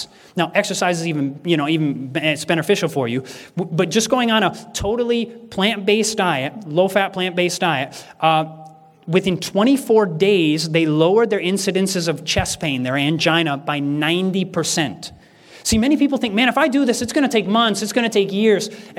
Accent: Michigan, United States; moved away; I'm originally from Michigan

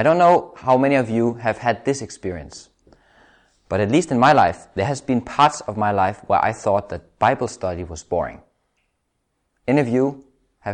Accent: Denmark; I'm from Denmark

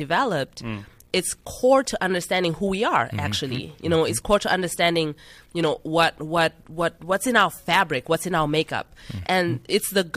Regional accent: Zimbabwe; moved away; I'm from Zimbabwe originally.

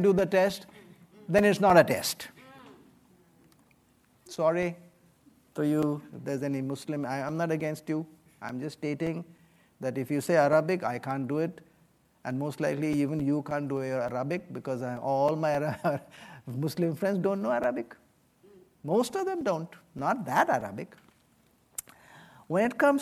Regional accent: West Bengal, India; moved away; I come from India. I come from the state of Bengal

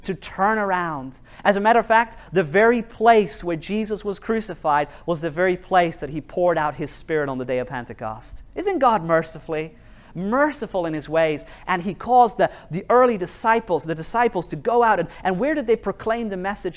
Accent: New Zealand; now in Norway; I live in Norway, and I grew up in New Zealand.

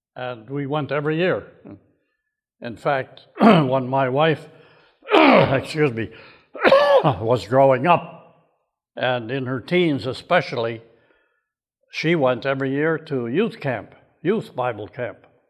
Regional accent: Waukegan, Illinois, United States; Saint Mark's Lutheran Church in Waukegan, Illinois, my hometown

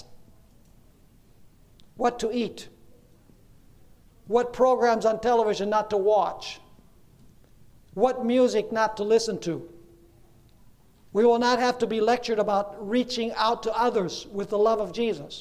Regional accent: Venezuela; When I was a child growing up in Venezuela

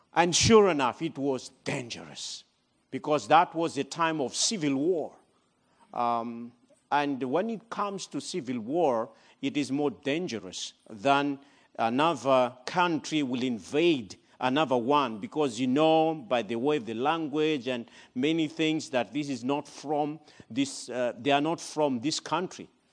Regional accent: Madagascar; moved away as an adult; also born or lived in Democratic Republic of the Congo; I'm originally from Madagascar. but I left that country in nineteen ninety-five

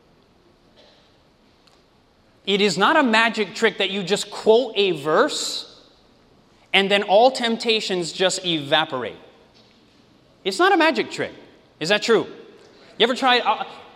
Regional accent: Michigan, United States; moved away; also born or lived in Oregon; I'm originally from Michigan

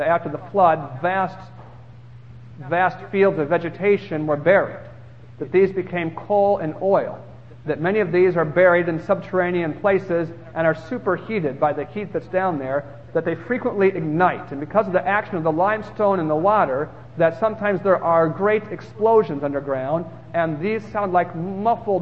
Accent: United States; I'm American.

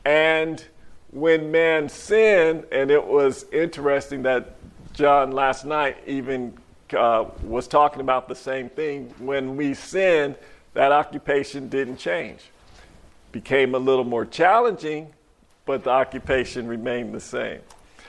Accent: Monticello, Georgia, United States; from Monticello, Georgia.

